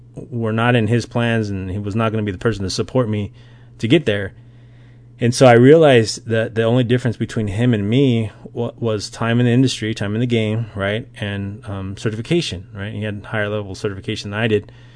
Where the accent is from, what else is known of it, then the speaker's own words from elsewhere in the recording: Las Vegas, Nevada, United States; I grew up in Las Vegas, Nevada